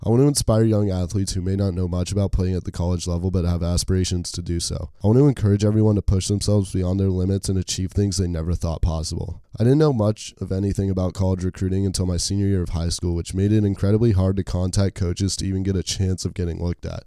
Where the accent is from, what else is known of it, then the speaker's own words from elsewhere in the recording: Park City, Utah, United States; moved away as an adult; now in Orange, United States; I'm from Park City, Utah, and I grew up playing multiple sports